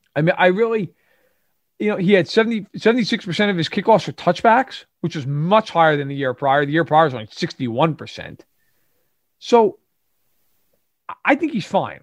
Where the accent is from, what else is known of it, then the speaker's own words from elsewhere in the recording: New York, United States; I grew up in New York, for everyone who, I'm sure, can tell, either from my accent